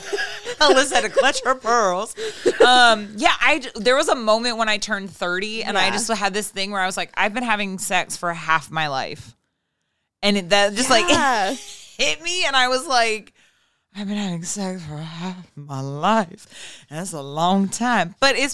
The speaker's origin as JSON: {"language": "English", "country": "Ireland", "said": "as an Irish woman."}